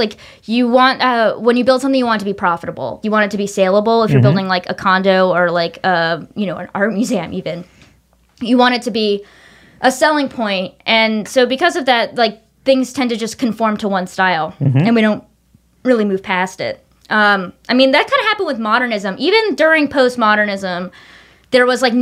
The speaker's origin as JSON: {"language": "English", "region": "the South", "country": "United States", "said": "I'm from the South"}